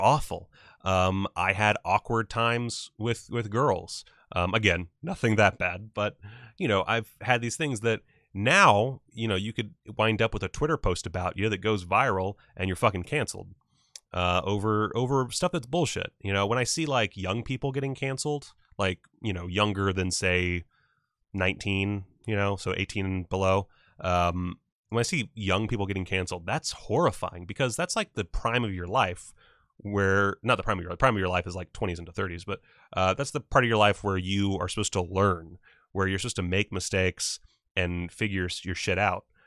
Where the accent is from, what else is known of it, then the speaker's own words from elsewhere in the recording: South Carolina, United States; I'm from the South. I'm from South Carolina